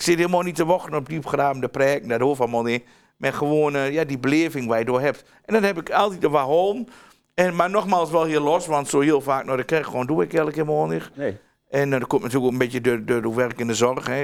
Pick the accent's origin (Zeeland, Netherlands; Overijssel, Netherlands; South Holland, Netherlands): Overijssel, Netherlands; Twente; accent: Twents